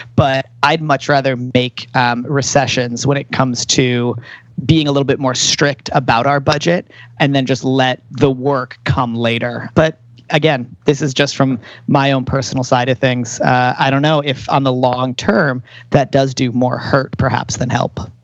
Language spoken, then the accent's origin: English; Chicago, Illinois, United States; moved away; I come from Chicago